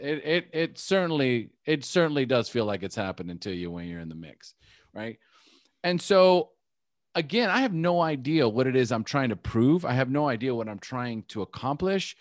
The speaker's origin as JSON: {"language": "English", "country": "United States", "tie": "born or raised there", "first_language": "English", "said": "born in the United States. So my first language is English"}